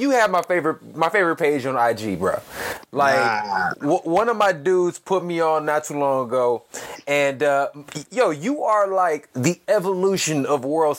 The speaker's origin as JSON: {"language": "English", "town": "Chicago", "region": "Illinois", "country": "United States", "tie": "born or raised there", "said": "I'm from Chicago, right? Born and raised in the city over here"}